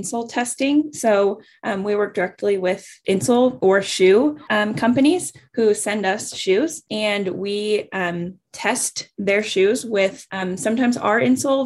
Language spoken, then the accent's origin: English; Lake Oswego, Oregon, United States; now in Bend, United States; I'm from Lake Oswego, Oregon, originally